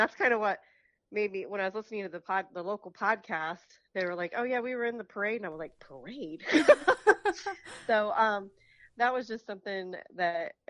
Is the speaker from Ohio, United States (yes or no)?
yes; Hardin County, Ohio, United States; moved away as an adult; now in Upper Sandusky, United States; I grew up in Hardin County, and I moved over here in 1999, and it's very similar. It's a farming community, which is where I grew up